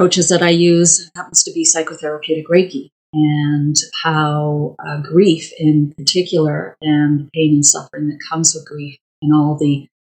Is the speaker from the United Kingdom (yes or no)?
yes; Wales, United Kingdom; now in Calgary, Canada; my origins are Welsh. I was born in Wales.